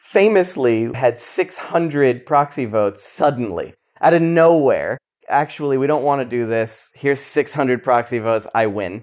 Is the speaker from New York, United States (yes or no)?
yes; New York City, New York, United States; also born or lived in New Jersey; I was born in South Brooklyn. Family moved to Jersey, so I lived on a farm briefly